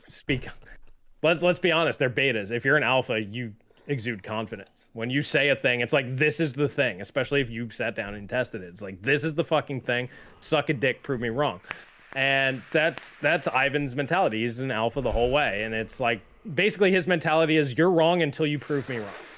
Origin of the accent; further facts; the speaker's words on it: New York, United States; I grew up in New York, I was bo-, where I was born and raised